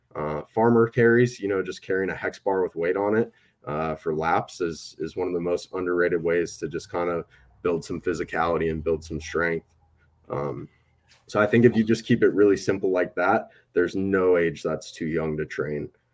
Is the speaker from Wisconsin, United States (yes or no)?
yes; Wisconsin, United States; I'm from Wisconsin Midwest, so you get a lot of farm kids